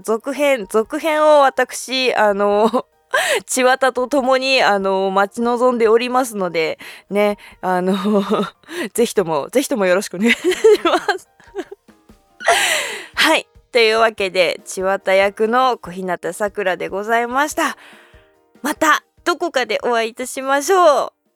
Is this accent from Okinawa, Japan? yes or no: no; Hokkaido, Japan; 私あの北海道出身なんですけども